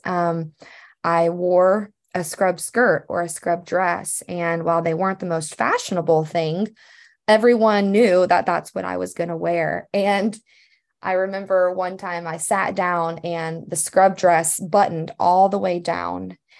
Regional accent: Louisiana, United States; moved away as an adult; now in Missouri, United States; growing up in Louisiana

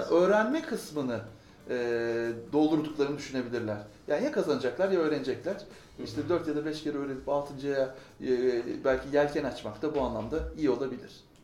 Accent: Ankara, Turkey; Ankara doğumluyum doğuma büyüme.

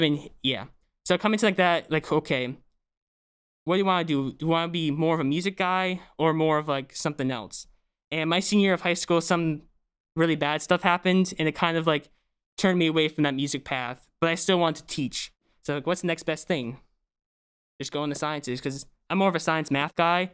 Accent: Bucks County, Pennsylvania, United States; I'm from Brooks County, Pennsylvania

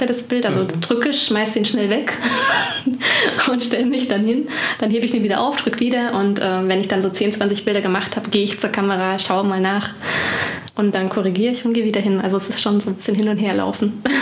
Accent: Ore Mountains, Saxony, Germany; now in Bonn, Germany; Ursprünglich komme ich aus Sachsen, aus dem Erzgebirge

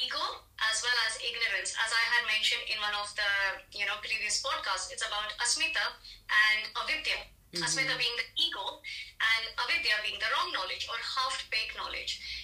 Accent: India; I'm Indian

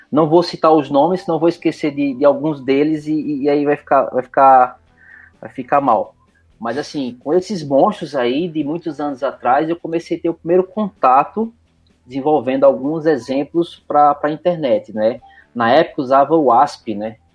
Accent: Recife, Pernambuco, Brazil; moved away as an adult; now in Curitiba, Brazil; Bom, eu sou de Recife, né? Tenho um sotaque curitibano. Eu sou, eu sou de Recife, mas meu coração é curitibano.

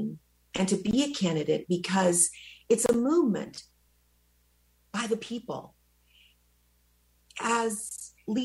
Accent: Wichita, Kansas, United States; English is a second language; moved away; also born or lived in El Salvador; I flew into Wichita, Kansas, and I went to a red little schoolhouse, and I learned English in 6 months

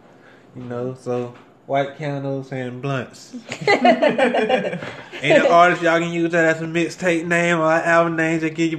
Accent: Quincy, Florida, United States; shout out to Quincy, Florida, my hometown.

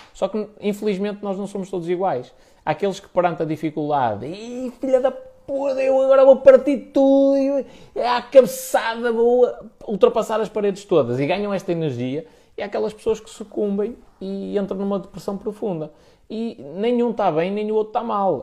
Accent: the North, Norte, Portugal; Aqui no Norte é. Nós somos muito diretos nas coisas

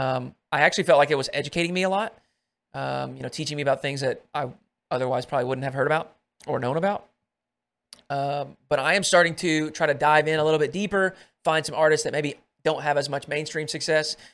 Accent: Arkansas, United States; I come from Arkansas

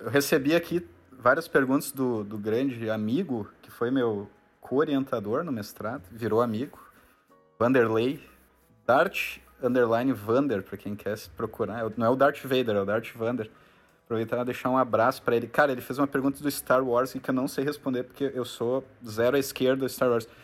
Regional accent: Rio Grande do Sul, Brazil; como a gente é gaúcho, aqui do Rio Grande do Sul

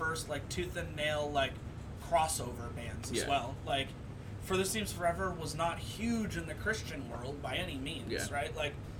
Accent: Syracuse, New York, United States; I'm from Syracuse

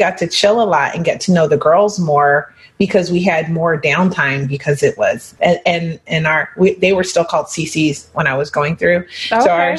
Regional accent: Pennsylvania, United States; I was from Pennsylvania.

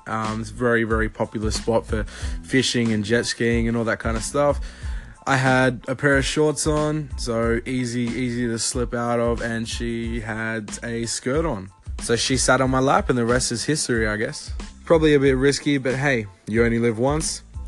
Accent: Australia; I am from Australia

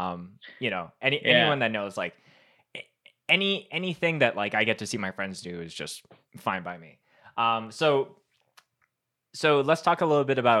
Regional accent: Winnipeg, Manitoba, Canada; growing up in Winnipeg

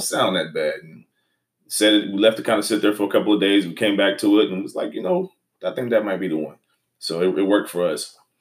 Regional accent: Houston, Texas, United States; we're from Houston, Texas

